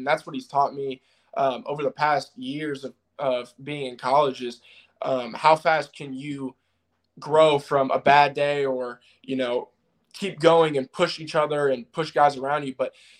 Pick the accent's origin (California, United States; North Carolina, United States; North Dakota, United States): North Dakota, United States; Fargo; born there; also born or lived in Tampa / Seattle / Jacksonville / Toledo; I mean, I was born in Fargo, North Dakota. I moved to Tampa, moved to Seattle, moved to Jacksonville, then moved to Toledo, Ohio.